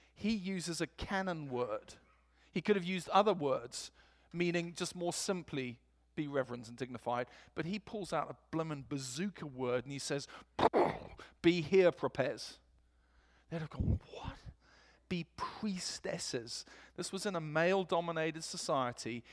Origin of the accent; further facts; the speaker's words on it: England, United Kingdom; accent: English; moved away; my English accent